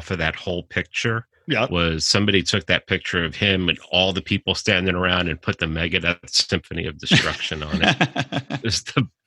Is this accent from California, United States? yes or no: no; New York, United States; I grew up in New York. Why would I want to go out there?